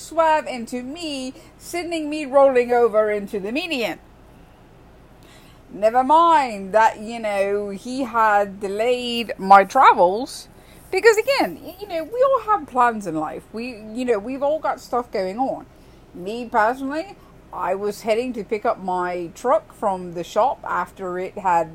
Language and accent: English; United Kingdom; I'm a Brit